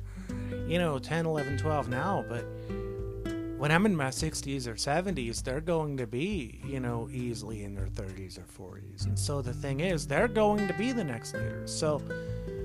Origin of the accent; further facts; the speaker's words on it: United States; as American citizens